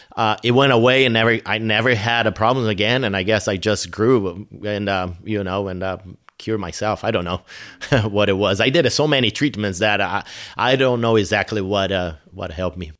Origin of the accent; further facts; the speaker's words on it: São Paulo, Brazil; English is a second language; moved away as an adult; now in United States; the place where I grew up, it's more like, uh, uh, Manhattan or L A or Chicago